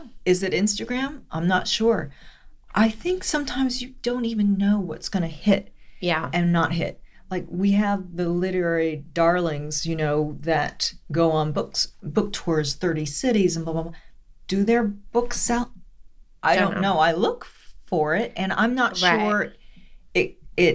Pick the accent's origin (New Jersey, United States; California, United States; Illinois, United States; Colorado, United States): California, United States; Los Angeles; my life growing up in East Hollywood as a young woman